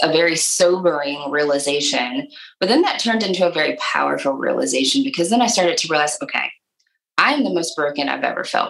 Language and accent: English; Michigan, United States; moved away as an adult; now in Nashville, United States; I am originally from Michigan, but have lived in Nashville for a very long time